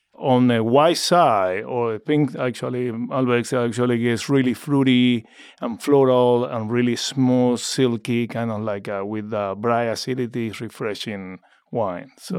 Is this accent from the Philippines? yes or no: no; Argentina; moved away as an adult; now in Oregon, United States; born and raised in Argentina